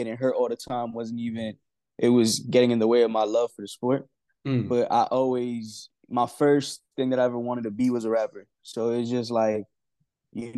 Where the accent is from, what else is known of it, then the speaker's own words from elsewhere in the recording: Yonkers, New York, United States; I went to school with Getty, like really close to Getty Square, but I live my majority of my life near Cross County